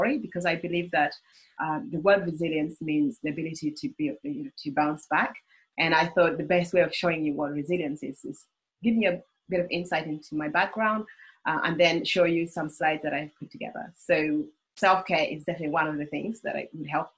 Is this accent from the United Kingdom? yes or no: no; Uganda; moved away; I was born in Uganda.